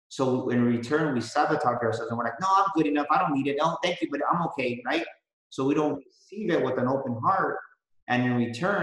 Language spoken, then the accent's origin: English; San Antonio, Texas, United States; I was born and raised in San Antonio